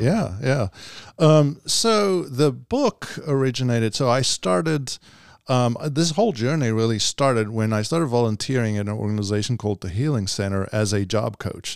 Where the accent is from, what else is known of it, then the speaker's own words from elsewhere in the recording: South Africa; moved away as an adult; I was, uh, born and raised in South Africa, and then, uh, in ninety-eight, um, you know, came over